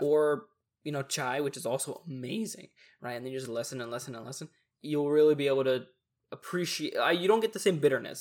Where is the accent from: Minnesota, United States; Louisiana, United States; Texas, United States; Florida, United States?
Texas, United States; we're hella Texan